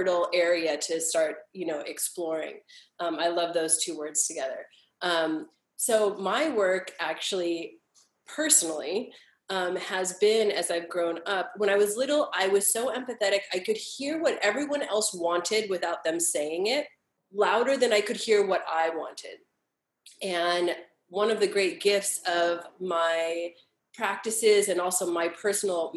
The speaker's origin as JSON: {"language": "English", "town": "Los Angeles", "region": "California", "country": "United States", "tie": "born or raised there", "said": "I was born and raised here in Los Angeles."}